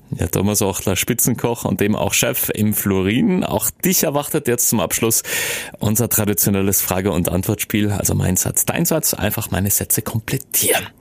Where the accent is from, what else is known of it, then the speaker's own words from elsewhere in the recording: South Tyrol, Trentino-Alto Adige, Italy; wir Südtiroler